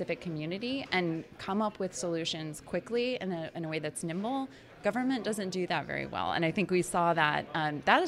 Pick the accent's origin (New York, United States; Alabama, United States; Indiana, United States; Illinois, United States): Indiana, United States; I grew up in Indiana